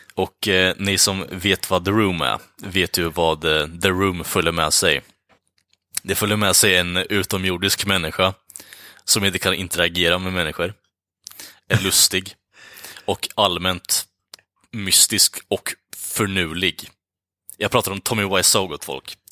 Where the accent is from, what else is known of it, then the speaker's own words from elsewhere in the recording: United States; som amerikan